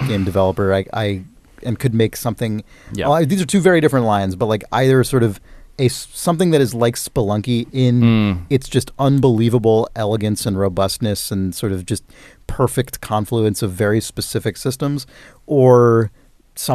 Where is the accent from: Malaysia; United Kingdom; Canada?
United Kingdom; As a Brit, I never had any exposure to this system, instead being much more familiar with regional machines such as the BBC Micro and the ZX Spectrum.